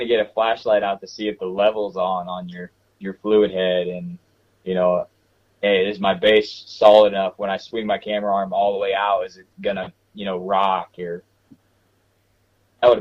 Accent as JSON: {"language": "English", "region": "Missouri", "country": "United States", "tie": "born or raised there", "moved": "yes", "said": "I'm from Missouri originally"}